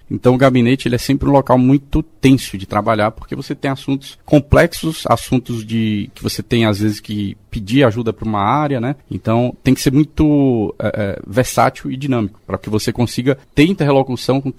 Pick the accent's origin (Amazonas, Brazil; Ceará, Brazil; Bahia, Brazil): Ceará, Brazil; Fortaleza; also born or lived in Northeast Brazil; Bom, eu sou de Fortaleza, natural de Fortaleza, Ceará, né? Morei lá praticamente a minha vida inteira, depois morei em algumas outras cidades do Nordeste.